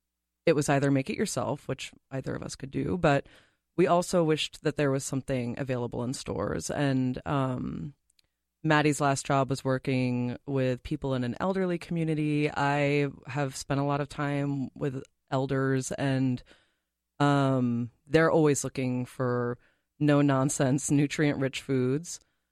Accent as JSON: {"language": "English", "region": "Massachusetts", "country": "United States", "lives_now": "Minnesota, United States", "said": "I mean, I tell people I'm not from Minnesota originally. Mm-hmm. I'm from Massachusetts."}